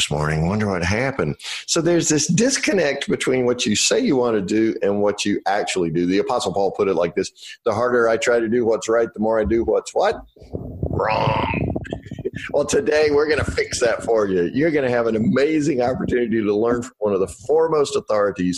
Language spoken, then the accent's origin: English; North Carolina, United States; I'm from North Carolina